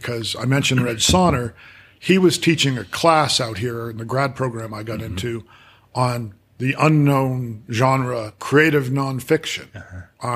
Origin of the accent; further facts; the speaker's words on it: Worcester, Massachusetts, United States; moved away as an adult; also born or lived in Boulder, Colorado; I had moved back to Worcester, Massachusetts, my hometown